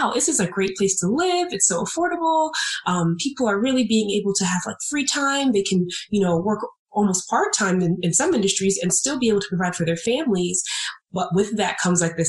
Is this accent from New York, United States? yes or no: yes; New York, United States; I grew up in New York